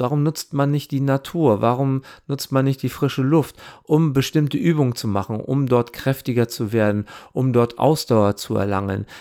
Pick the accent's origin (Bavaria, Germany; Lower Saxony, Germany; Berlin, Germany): Lower Saxony, Germany; Wesermarsch; Ich bin in der Wesermarsch aufgewachsen